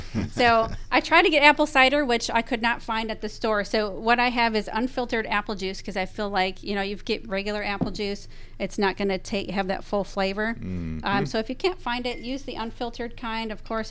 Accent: Wisconsin, United States; moved away; I'm not from Minnesota, but close enough. I'm from Wisconsin

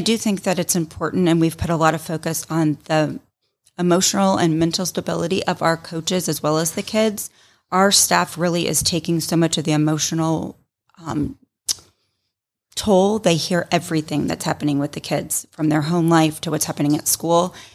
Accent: Roswell, Georgia, United States; also born or lived in Tennessee; So I grew up here in the Roswell, North Fulton area.

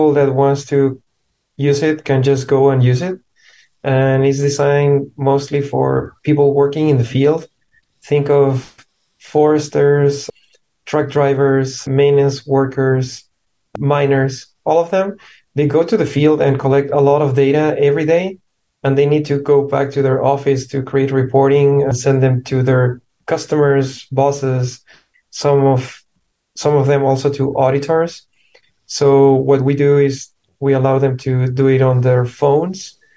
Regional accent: Chile; moved away as an adult; now in United States; I'm from Chile originally

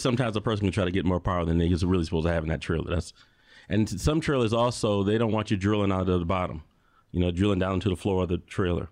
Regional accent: Chicago, Illinois, United States; now in Tucson, United States; I'm from Chicago

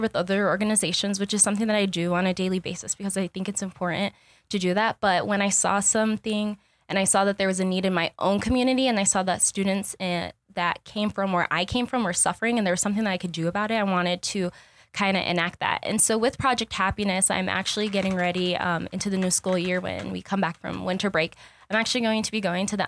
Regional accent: Douglas, Arizona, United States; also born or lived in Tucson, Arizona; my hometown of Douglas, Arizona, it is pretty much low income

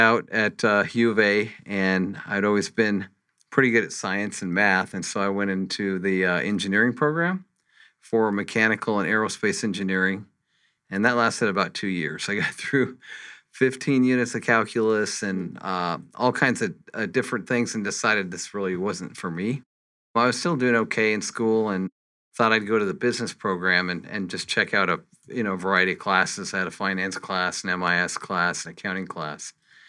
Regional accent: Santa Fe, New Mexico, United States; now in Phoenix, United States; So I grew up in Santa Fe, New Mexico, where I went to high school, and then I moved to Tucson, went to school at the University of Arizona.

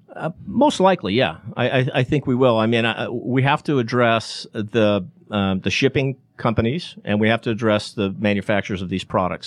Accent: Chicago, Illinois, United States; now in Atlanta, United States; Chicago, my hometown

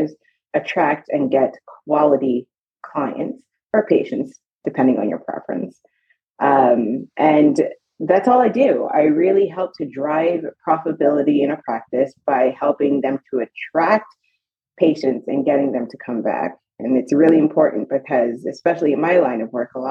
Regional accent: Long Island, New York, United States; moved away as an adult; also born or lived in Portland, Oregon; now in Charlotte, United States; that's where I was born and raised, hence the personality

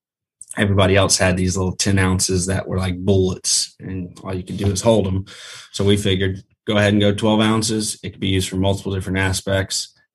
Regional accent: Jacksonville, Florida, United States; Jacksonville, Florida.

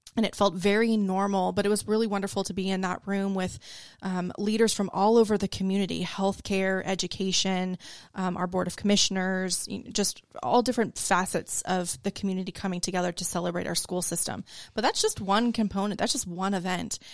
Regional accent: Florida, United States; now in Forsyth County, Georgia, United States; I'm from Florida originally

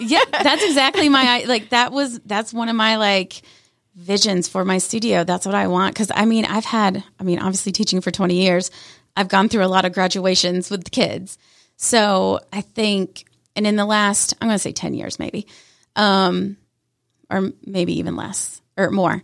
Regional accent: Canton, Georgia, United States; I grew up in the Canton side, went to Cherokee High School, and lived my life in Canton

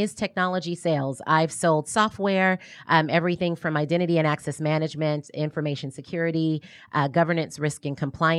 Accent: New Orleans, Louisiana, United States; now in Atlanta, United States; Long story short, New Orleans.

